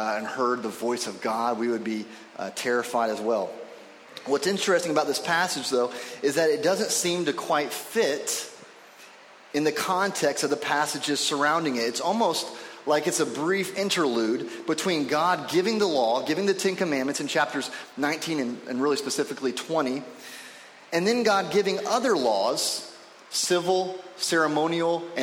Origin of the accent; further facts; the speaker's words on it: Indianapolis, Indiana, United States; moved away; when I was living in Indianapolis, where I'm from, I was born in Indianapolis